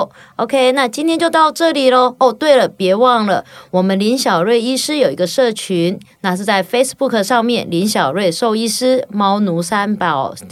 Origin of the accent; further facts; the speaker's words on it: Taichung, Taiwan; now in Douliu, Taiwan; 那时候我就住台中嘛，我是后来从台中搬到斗六嘛